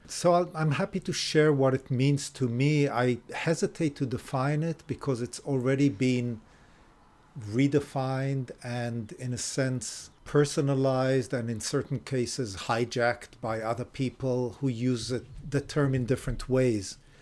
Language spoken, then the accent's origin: English; Israel; moved away as an adult; also born or lived in Japan / Illinois; now in California, United States; I was born in Israel, grew up in Israel